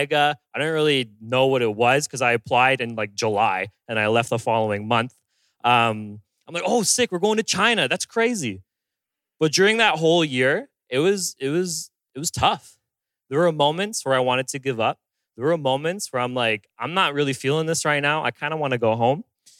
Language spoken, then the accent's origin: English; Bowmanville, Ontario, Canada; moved away; I'm originally from Bowmanville, Ontario, which is way out, close to Toronto.